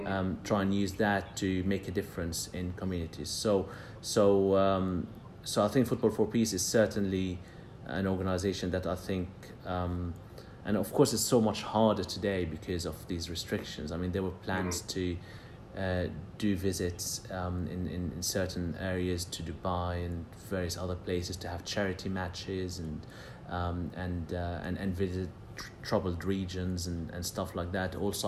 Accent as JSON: {"language": "English", "town": "Jerusalem", "region": "Jerusalem District", "country": "Israel", "tie": "born or raised there", "said": "And I grew up in Jerusalem in a conflict zone, and peace couldn't be more important."}